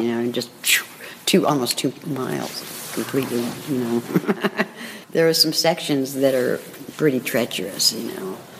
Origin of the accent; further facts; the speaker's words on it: Berkeley, California, United States; now in Marin County, United States; I was born and raised in Berkeley, but been in uh, Marin since 68